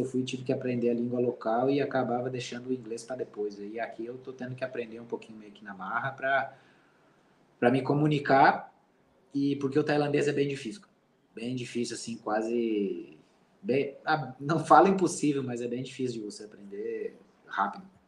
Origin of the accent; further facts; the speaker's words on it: Santa Catarina, Brazil; moved away; eu sou catarinense